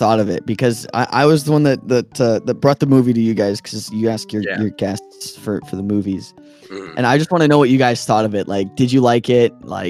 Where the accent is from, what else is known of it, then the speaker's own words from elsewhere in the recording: Canada; I'm from Canada, like Andre. Canada, whoop, whoop, whoop.